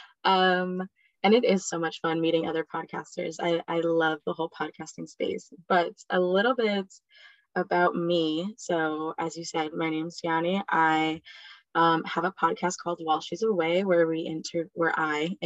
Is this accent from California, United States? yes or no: no; New Jersey, United States; also born or lived in Spain; I'm from New Jersey